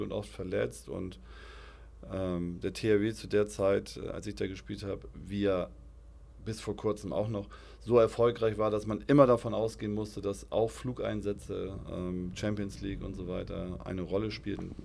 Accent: Altenholz, Schleswig-Holstein, Germany; Ich bin Aufschlager Jung. Bin groß geworden in Aufschlag.

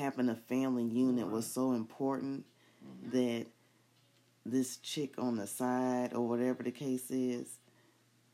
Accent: United States; I was born in the United States

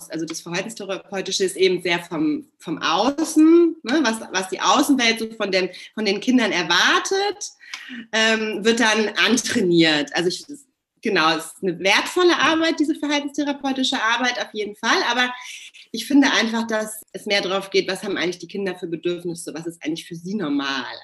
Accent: Hamburg, Germany; wohne in meiner Heimatstadt Hamburg

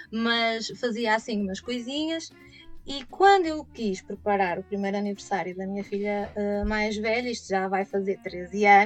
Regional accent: São João da Madeira, Aveiro District, Portugal; also born or lived in Braga; nasci em 1979 em Aveiro e passado sete dias vim para São João da Madeira, eh, que é a cidade que me viu crescer.

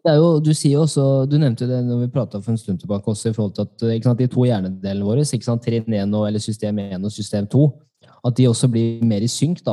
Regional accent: Norway; jeg er norsk

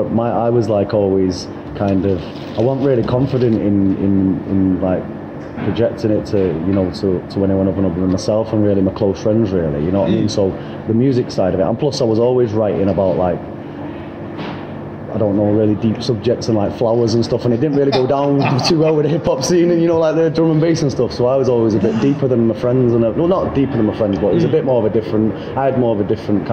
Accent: Manchester, North West England, United Kingdom; I'm from Fallowfield originally. Moved about a little bit, but originally from Fallowfield, I'm back there now

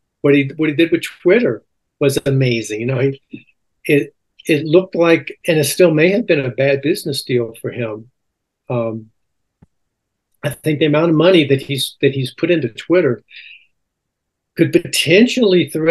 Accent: Alexandria, Louisiana, United States; also born or lived in Baton Rouge, Louisiana; I grew up in Alexandria, Louisiana.

